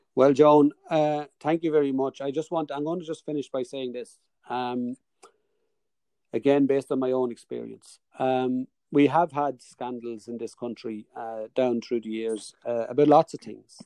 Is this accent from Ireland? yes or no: yes; Dundalk, Leinster, Ireland; accent: Dundalk; my Dundalk accent